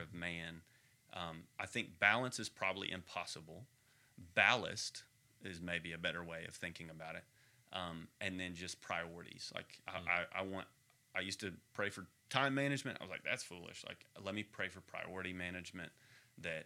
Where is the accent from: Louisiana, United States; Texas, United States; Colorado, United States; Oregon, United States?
Texas, United States; moved away; also born or lived in Arkansas; I am a Texan